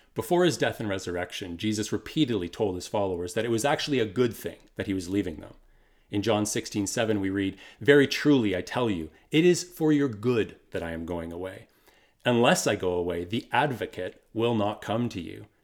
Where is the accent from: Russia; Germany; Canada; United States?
Canada; Kitchener, Ontario; also born or lived in Waterloo; We moved from Waterloo to Kitchener